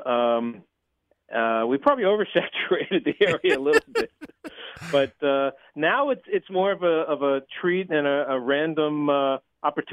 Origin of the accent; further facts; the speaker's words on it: Highland Park, New Jersey, United States; moved away as an adult; now in Boston, United States; I grew up in Highland Park, New Jersey.